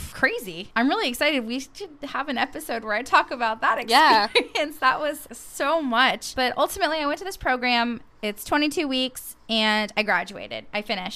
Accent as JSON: {"language": "English", "town": "Portland", "region": "Oregon", "country": "United States", "tie": "born or raised there", "also_born_or_lived": "Gouverneur, New York / Texas border with Mexico", "moved": "yes", "said": "I grew up in Portland."}